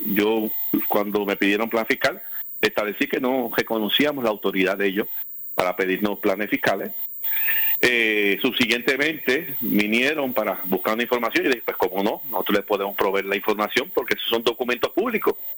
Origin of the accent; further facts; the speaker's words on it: Puerto Rico; de los ciudadanos americanos que vivimos en Puerto Rico